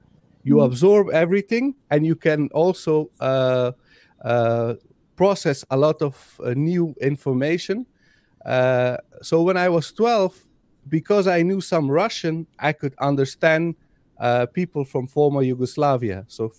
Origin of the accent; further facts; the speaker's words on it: Afghanistan; Like I am from Afghanistan, and in Afghanistan we have 15 registered languages, not dialects, languages.